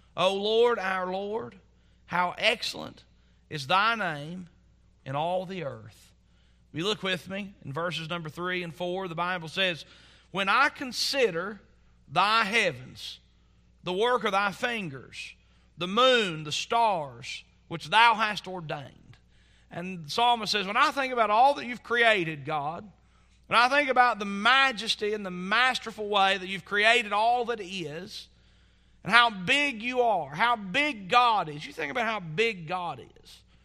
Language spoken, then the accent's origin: English; Southwest Virginia, United States; growing up in Southwest Virginia, you're not exposed to lots of cultures.